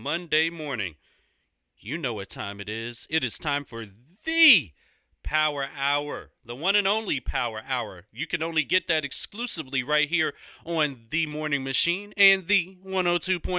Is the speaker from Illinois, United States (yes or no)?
no; Philadelphia, Pennsylvania, United States; My hometown is Philadelphia, Pennsylvania